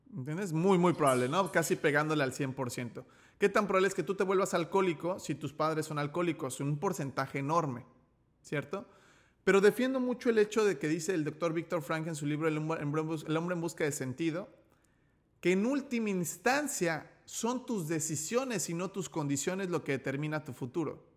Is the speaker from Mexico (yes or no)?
yes; Mexico; also born or lived in León, Guanajuato; como nací en México, yo hablo español